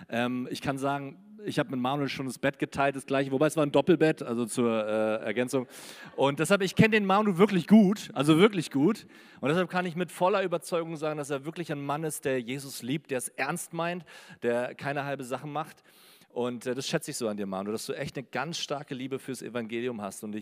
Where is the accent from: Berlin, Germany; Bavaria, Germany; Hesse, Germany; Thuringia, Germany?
Berlin, Germany; Also ich komme aus Berlin, manchmal hört man es auch vielleicht noch raus.